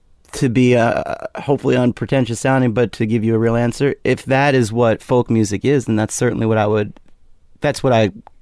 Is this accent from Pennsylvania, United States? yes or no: yes; Langhorne, Pennsylvania, United States; moved away; also born or lived in New York; Pennsylvania. I grew up in Bucks County, Pennsylvania.